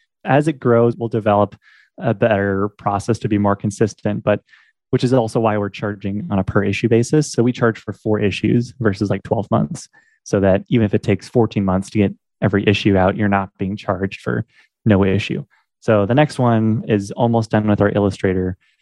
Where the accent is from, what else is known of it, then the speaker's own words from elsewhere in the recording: Portland, Oregon, United States; moved away as an adult; now in Omaha, United States; I'm from Portland, Oregon, currently living in Omaha, Nebraska